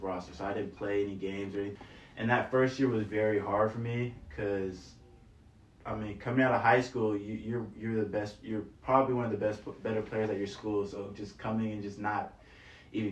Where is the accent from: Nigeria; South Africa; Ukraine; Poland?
Nigeria; now in San Francisco, United States; I'm from Nigeria